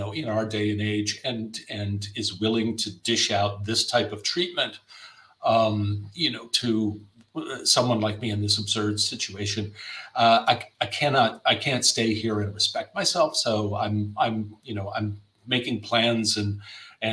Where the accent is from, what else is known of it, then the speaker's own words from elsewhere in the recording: United States; moved away as an adult; now in Germany; I bailed out of the States